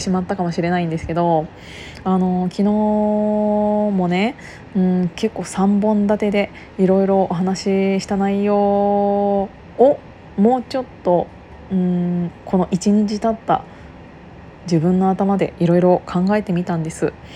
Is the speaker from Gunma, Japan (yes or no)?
yes; Kiryu, Gunma, Japan; moved away; 私がその群馬県桐生市出身なんですけど